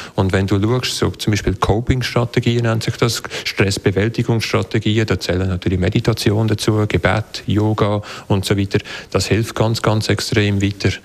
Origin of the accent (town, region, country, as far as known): Switzerland